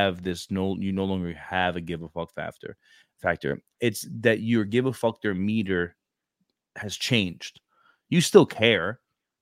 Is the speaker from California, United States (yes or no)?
no; New York City, New York, United States; I'm from Brooklyn.